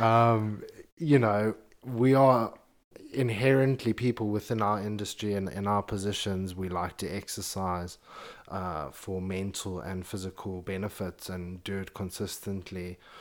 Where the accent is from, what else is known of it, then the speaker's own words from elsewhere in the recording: Zimbabwe; moved away as an adult; now in London, United Kingdom; born and raised in Zimbabwe, grew up in a very conservative family